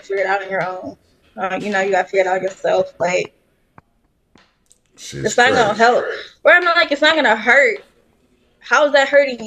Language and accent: English; Detroit, Michigan, United States; I grew up in Detroit, so it was kind of rough, kind of like a rough neighborhood